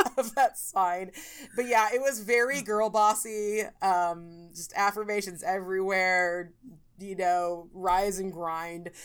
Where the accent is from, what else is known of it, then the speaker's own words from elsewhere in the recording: California, United States; I'm like from California